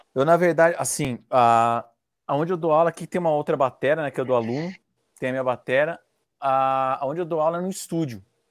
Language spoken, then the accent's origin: Portuguese; Indaiatuba, São Paulo, Brazil; aqui em Dayatuba, que eu sou interior de São Paulo